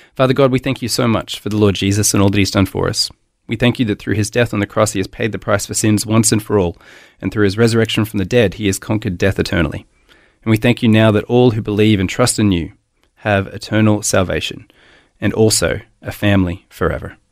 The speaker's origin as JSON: {"language": "English", "town": "Melbourne", "region": "Victoria", "country": "Australia", "tie": "born or raised there", "also_born_or_lived": "Hobart, Tasmania / Gosford", "moved": "as an adult", "lives_now": "Brisbane, Australia"}